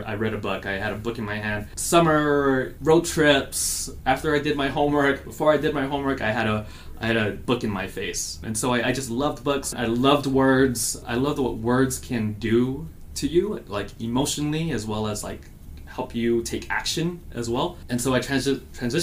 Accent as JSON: {"language": "English", "country": "Guam", "tie": "born or raised there", "also_born_or_lived": "Los Angeles, California", "moved": "yes", "lives_now": "Phoenix, United States", "said": "I grew up on Guam, which is a small South Pacific island."}